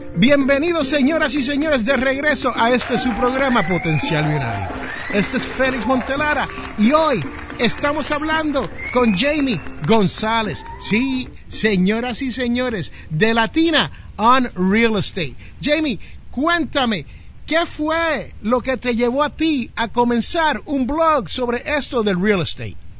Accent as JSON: {"language": "Spanish", "town": "Jersey City", "region": "New Jersey", "country": "United States", "tie": "born or raised there", "said": "en mi barrio donde yo me crié, en Jersey City, New Jersey"}